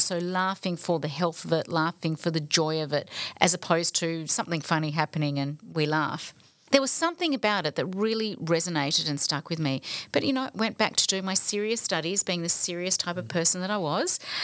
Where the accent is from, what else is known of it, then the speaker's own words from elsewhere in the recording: Balwyn, Victoria, Australia; the Baldwin, um, upbringing that, that I was growing up